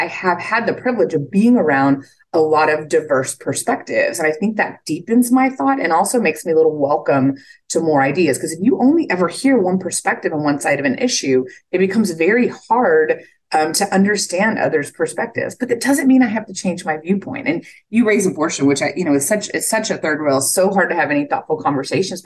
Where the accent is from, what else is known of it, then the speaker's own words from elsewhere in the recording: South Texas, United States; moved away; I'm from South Texas, 15 miles from the Mexican border. So the conversation around migrants at the border is very real. I was there 3 weeks ago, went across the border for lunch with family members. We go back and forth all the time. So being raised on the border